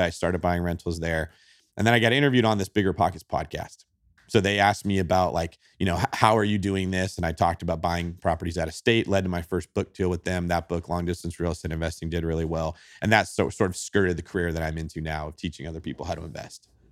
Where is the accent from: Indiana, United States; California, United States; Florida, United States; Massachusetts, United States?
California, United States; Manteca; I grew up in Manteca, California, which is about an hour and a half east of San Francisco